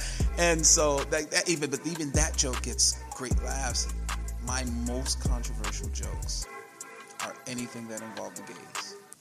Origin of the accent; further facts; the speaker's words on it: New York City, New York, United States; I'm born and raised in the Bronx, New York